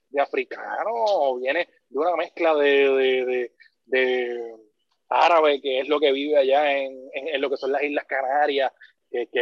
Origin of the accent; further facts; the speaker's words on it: Puerto Rico; yo como puertorriqueño